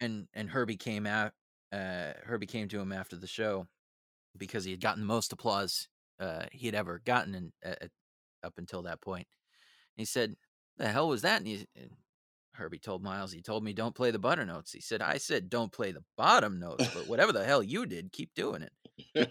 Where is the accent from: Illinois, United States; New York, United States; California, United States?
California, United States; San Francisco; born and raised in San Francisco